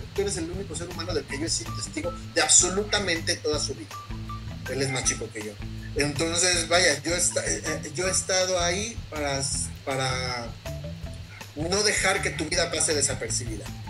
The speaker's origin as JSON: {"language": "Spanish", "country": "Mexico", "said": "nosotros como mexicanos"}